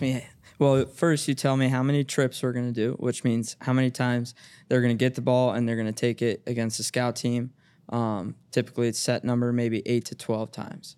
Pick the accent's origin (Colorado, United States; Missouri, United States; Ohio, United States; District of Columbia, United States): Ohio, United States; Cincinnati; I went to public school growing up